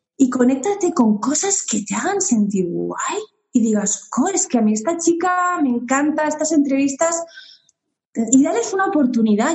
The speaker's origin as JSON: {"language": "Spanish", "country": "Spain", "also_born_or_lived": "Uruguay / France", "moved": "as an adult", "said": "yo he vivido mucho fuera de España, 15 años"}